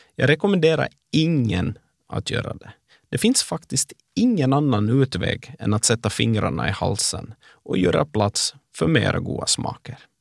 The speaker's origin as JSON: {"language": "Swedish", "town": "Ekenäs", "region": "Uusimaa", "country": "Finland", "tie": "born or raised there", "moved": "as an adult", "lives_now": "Oslo, Norway", "said": "sommaren 95 när jag flyttade från Ekenäs till Bromar och öppnade glasskiosk som Finlands yngsta företagare"}